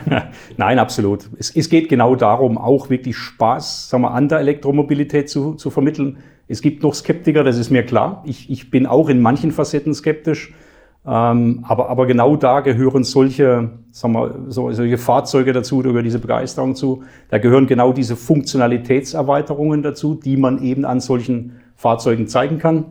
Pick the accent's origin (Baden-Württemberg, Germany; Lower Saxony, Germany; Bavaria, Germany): Baden-Württemberg, Germany; Black Forest; bei mir in meinem Heimatort im Schwarzwald